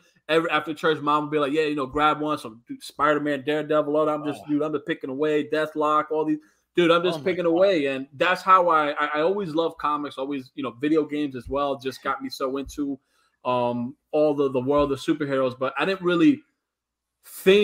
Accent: New York City, New York, United States; moved away as an adult; also born or lived in Brooklyn, New York; now in Florida, United States; I was born in Brooklyn, raised in Queens.

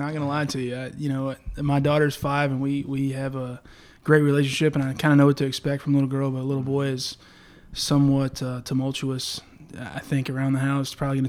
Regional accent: Lake Charles, Louisiana, United States; Born and raised in Lake Charles and grew up here with a couple brothers

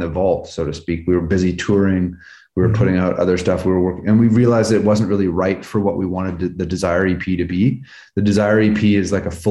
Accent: Vancouver, British Columbia, Canada; now in Los Angeles, United States; growing up in Vancouver, you kind of, you know, my dad's from Scotland.

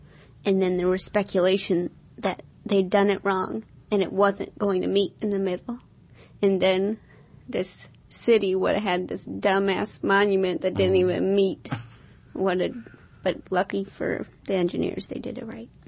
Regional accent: St. Louis, Missouri, United States; now in New York, United States; I grew up in St. Louis

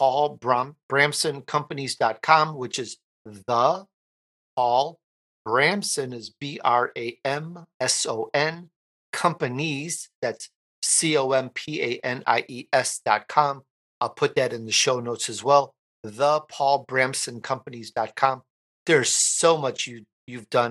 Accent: Chicago, Illinois, United States; I'm Italian. I grew up in Chicago

